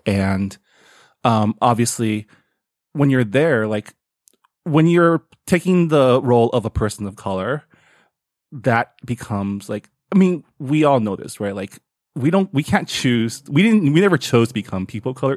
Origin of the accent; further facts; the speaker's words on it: San Gabriel, California, United States; I grew up in San Gabriel, California